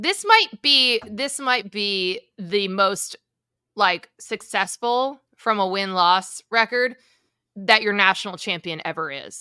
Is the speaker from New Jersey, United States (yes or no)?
yes; New Jersey, United States; I'm from Jersey. I'm 20 minutes from Rutgers